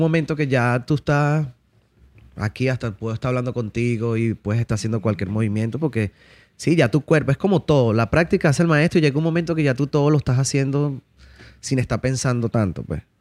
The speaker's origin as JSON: {"language": "Spanish", "town": "Caracas", "region": "Capital District", "country": "Venezuela", "tie": "born or raised there", "also_born_or_lived": "La Victoria, Venezuela", "moved": "yes", "said": "fui criado en la ciudad de Caracas, ¿ok? Este, luego de eso viajé a La Victoria. Parte de mi infancia también la viví en La Victoria, pero mayor parte de mi infancia fue, fue en Caracas"}